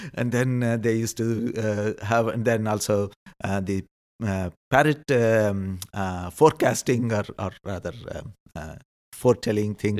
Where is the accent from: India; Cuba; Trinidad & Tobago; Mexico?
India; moved away as an adult; now in Netherlands; being an Indian, it also helps because we believe in rebirth